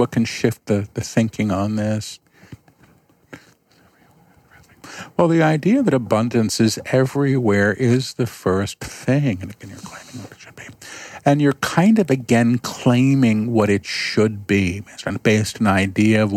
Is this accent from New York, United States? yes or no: yes; New York, United States; I'm a New Yorker